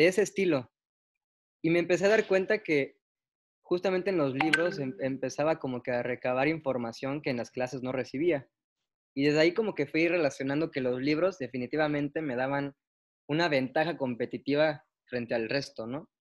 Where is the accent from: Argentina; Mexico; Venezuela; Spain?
Mexico; Tapachula, Chiapas; now in Mérida, Mexico; Yo soy de Tapachula, pero ando viviendo en Mérida